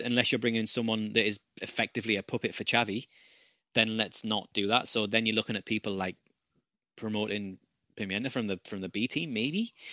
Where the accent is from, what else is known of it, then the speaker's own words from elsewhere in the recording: United Kingdom; as a, as a Brit